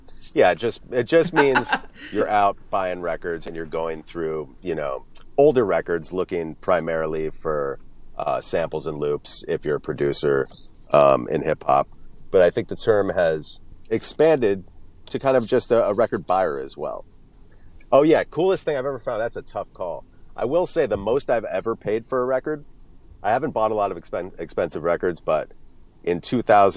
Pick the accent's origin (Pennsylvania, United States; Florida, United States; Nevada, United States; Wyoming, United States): Florida, United States; now in Western Massachusetts, United States; I grew up mainly in Florida